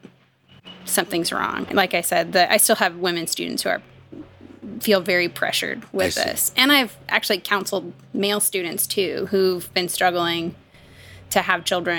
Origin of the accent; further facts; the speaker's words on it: Midwest, United States; moved away; also born or lived in the South, United States; I grew up in the Midwest